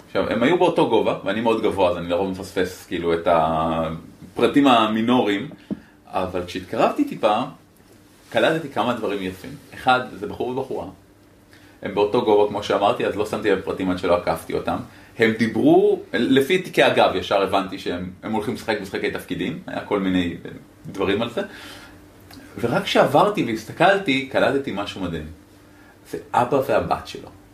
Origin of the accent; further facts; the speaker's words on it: Israel; אני מישראל